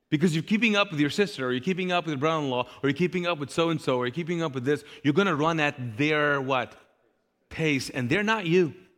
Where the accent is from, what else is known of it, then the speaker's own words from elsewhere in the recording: Kuwait; now in Charlotte, United States; I grew up in the Middle East, in Kuwait in particular